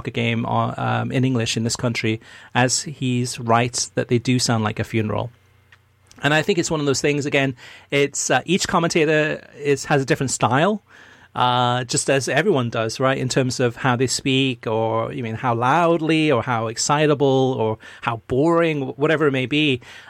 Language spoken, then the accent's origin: English; Arkansas, United States; how are states like my home state of Arkansas supposed to compete with this U.S. soccer system?